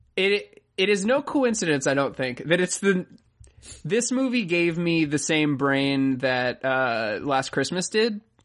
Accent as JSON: {"language": "English", "region": "Florida", "country": "United States", "said": "I'm from Florida"}